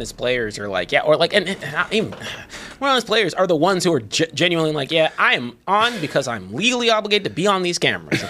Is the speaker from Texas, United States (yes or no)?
yes; Texas, United States; I'm still from Texas